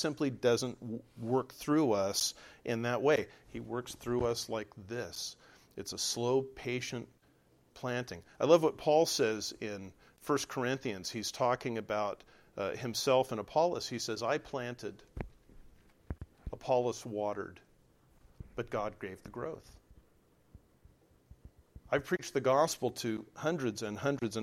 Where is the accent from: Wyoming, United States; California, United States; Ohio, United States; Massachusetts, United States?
California, United States; Southern; moved away; I'm from Southern California